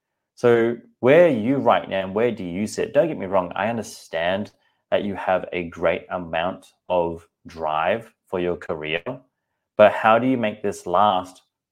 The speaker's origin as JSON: {"language": "English", "country": "Singapore", "said": "I'm like, I'm not sure if you realize, but I'm also Asian too. I'm from Singapore. I eat rice and noodles."}